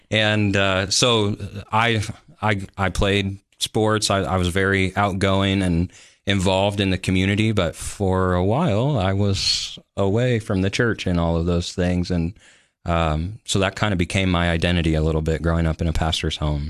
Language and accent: English; Sioux City, Iowa, United States; moved away as an adult; also born or lived in Denver, Colorado / Olathe, Kansas; now in Tennessee, United States; I call Sioux City on the western side of the state my home. That's where, um, I made friends and grew up